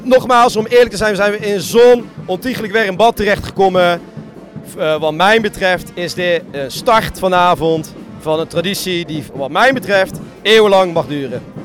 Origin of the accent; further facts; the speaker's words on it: Bergen op Zoom, North Brabant, Netherlands; bij ons in Bergen